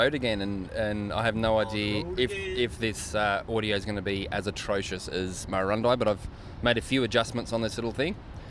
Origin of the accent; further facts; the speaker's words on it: Australia; I'm Australian.